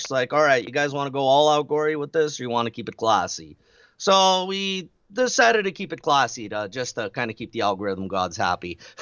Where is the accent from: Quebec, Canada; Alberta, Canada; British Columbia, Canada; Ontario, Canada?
Alberta, Canada; Red Deer; We're from Red Deer, Alberta, in Canada